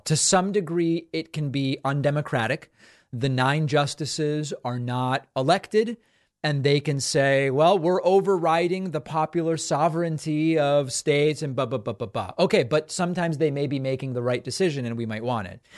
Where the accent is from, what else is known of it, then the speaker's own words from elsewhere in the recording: Argentina; moved away; also born or lived in Western Massachusetts; I'm from Argentina